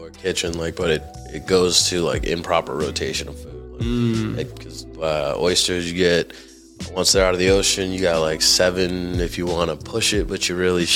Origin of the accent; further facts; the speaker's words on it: Chelsea, Massachusetts, United States; I grew up in Chelsea.